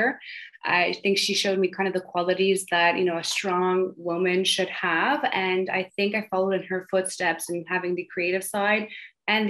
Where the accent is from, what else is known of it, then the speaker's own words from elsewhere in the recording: Montreal, Quebec, Canada; I grew up in the suburbs of Montreal called the West Island